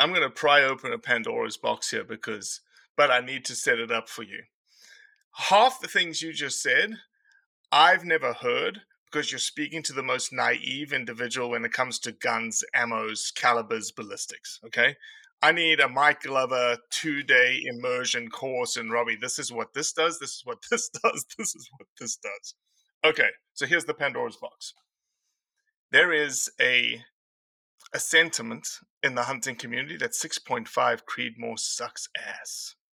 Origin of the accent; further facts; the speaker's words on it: South Africa; moved away as an adult; now in United States; I came from South Africa